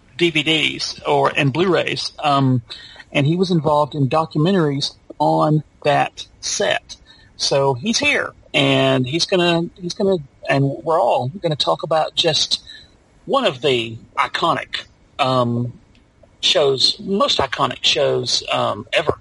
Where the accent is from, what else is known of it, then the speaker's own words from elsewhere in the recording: Alabama, United States; here in my home state of Alabama